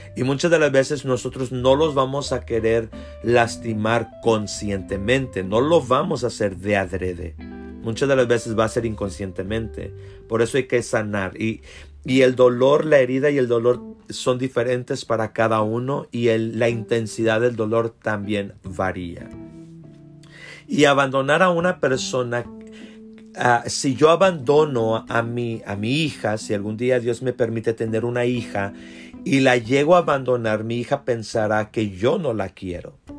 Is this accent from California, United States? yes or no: no; South Texas, United States; como decimos nosotros acá en el sur de Texas